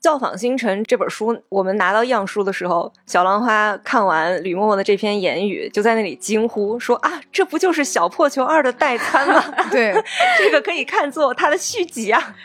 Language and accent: Chinese; China; 我们作为中国人